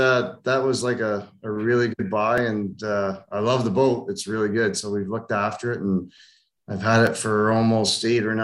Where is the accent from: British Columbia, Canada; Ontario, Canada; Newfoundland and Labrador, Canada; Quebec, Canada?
Ontario, Canada; also born or lived in Germany; Yeah. I moved to Canada when I was 2, so I was told, and moved all around Ontario. My dad worked retail and in management, and we just moved all around Ontario and settled in southern Ontar